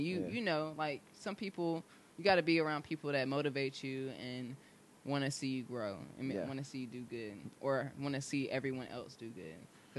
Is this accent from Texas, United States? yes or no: no; Raleigh, North Carolina, United States; also born or lived in Cary, North Carolina / Holly Springs, North Carolina; I'm from Raleigh. So I was born and raised in Raleigh. I actually I've lived like 5 minutes away from here.